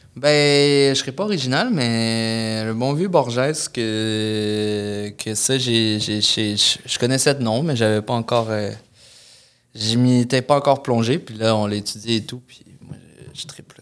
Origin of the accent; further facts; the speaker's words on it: Lévis, Quebec, Canada; je venais de Lévis pendant longtemps